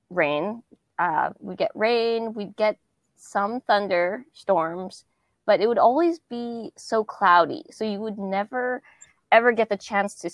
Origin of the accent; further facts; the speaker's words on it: West Coast, United States; growing up on the West Coast and never ever seeing that or experiencing that was um, something different.